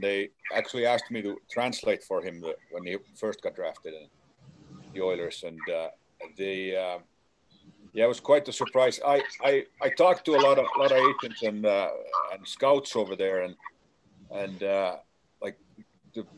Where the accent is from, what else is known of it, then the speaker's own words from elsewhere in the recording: Helsinki, Uusimaa, Finland; moved away; my hometown of Helsinki